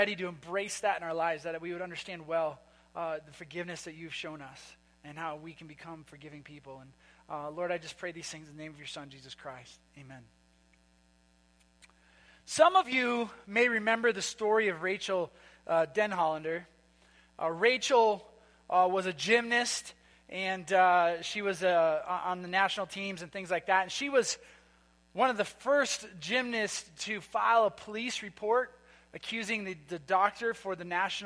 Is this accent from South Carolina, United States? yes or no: no; Minnesota, United States; moved away; I'm from Minnesota